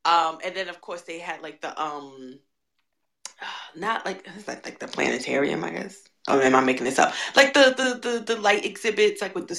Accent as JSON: {"language": "English", "town": "New York City", "region": "New York", "country": "United States", "tie": "born or raised there", "said": "I grew up in New York City."}